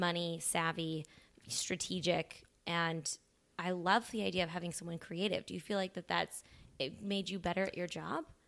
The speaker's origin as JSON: {"language": "English", "town": "Columbia", "region": "Illinois", "country": "United States", "said": "I'm from Southern Illinois"}